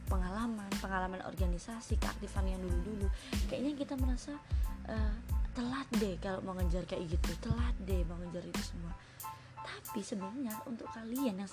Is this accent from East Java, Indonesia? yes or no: yes; Surabaya, East Java, Indonesia; halo semuanya perkenalan dulu ya pertama-tama … dan aku dari Surabaya status masih mahasiswa semester 7